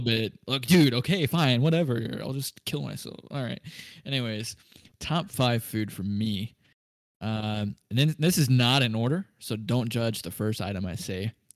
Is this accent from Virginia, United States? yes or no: no; Kansas City, Missouri, United States; we're from the Kansas City area, so we cheer on uh, Kansas City Chiefs